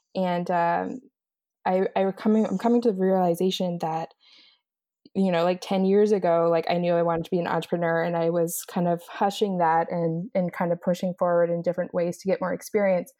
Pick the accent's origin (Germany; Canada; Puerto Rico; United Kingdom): Canada; East Coast, Atlantic Canada; moved away as an adult; also born or lived in Los Angeles, United States; now in Montreal, Canada; so I'm originally from East Coast, Canada, and I'm currently living in Montreal.